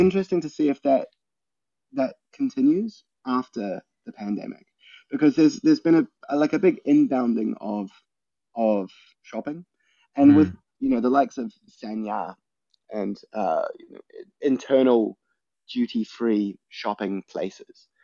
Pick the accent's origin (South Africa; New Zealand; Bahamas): New Zealand; moved away; growing up in New Zealand, where people are a little bit more blunt